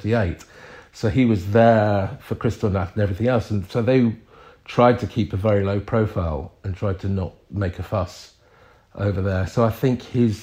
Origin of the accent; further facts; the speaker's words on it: England, United Kingdom; I'm English. I'm proud of being English